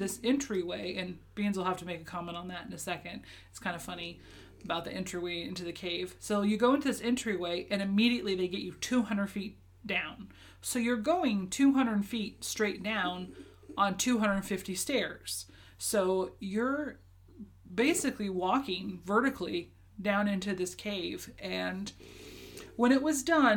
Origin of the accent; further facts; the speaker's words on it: Alaska, United States; also born or lived in Japan / Kentucky; I was born and raised in Alaska, lived here almost my entire life, with the exception of 1 year in Japan and 2 years in Kentucky with you.